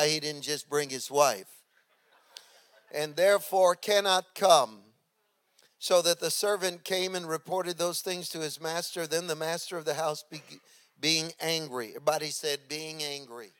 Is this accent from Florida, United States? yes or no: no; San Francisco, California, United States; also born or lived in Redding, California; I had left San Francisco to go up north to the Bay, from the Bay Area, to go to college in a little college in Redding